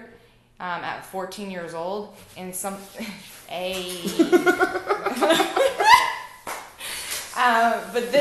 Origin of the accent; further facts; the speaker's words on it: Bellevue, Washington, United States; also born or lived in Lake City; I was born in Bellevue and grew up in Crossroads, Bellevue